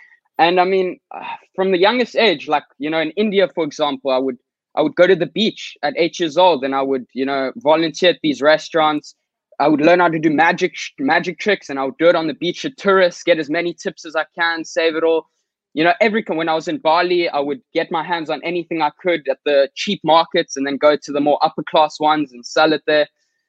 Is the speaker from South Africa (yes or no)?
yes; South Africa; So basically … I'm 15 years old and I'm from South Africa.